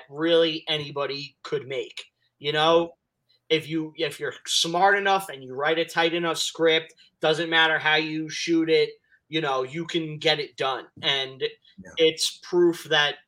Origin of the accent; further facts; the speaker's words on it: New York City, New York, United States; I'm from Staten Island